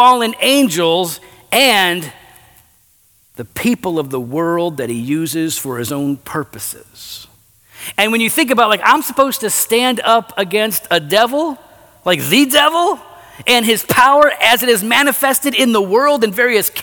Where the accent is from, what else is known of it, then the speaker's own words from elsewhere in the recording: Geneva, Illinois, United States; also born or lived in West Chicago, Illinois; We moved to Geneva, the mean streets of Geneva, Illinois, right here. And of course, we were in the hood, you know, the east side. And so we were, you know, grew up in this town